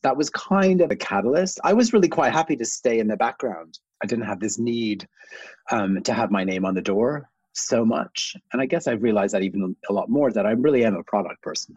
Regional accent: Canada; I'm originally Canadian. I grew up in a small town, kind of almost a village outside of a small town

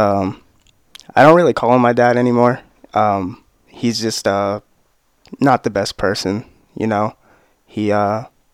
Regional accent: Newport, Rhode Island, United States; also born or lived in Middletown; Park Home, like in Newport

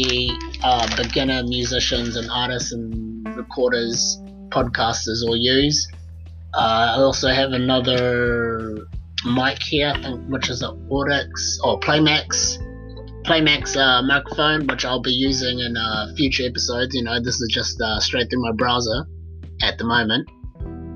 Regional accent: New Zealand; that's my home country.

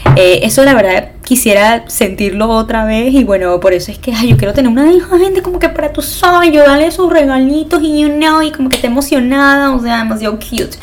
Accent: Venezuela; moved away; yo soy de Venezuela

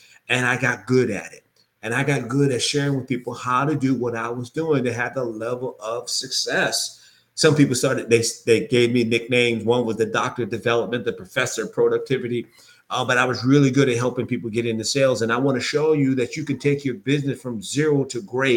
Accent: York, Pennsylvania, United States; I'm originally from York, Pennsylvania.

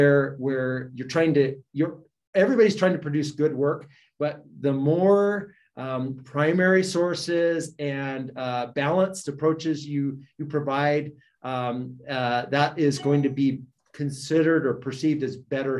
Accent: Idaho, United States; because I grew up in Idaho and we spent a lot of time just reading it.

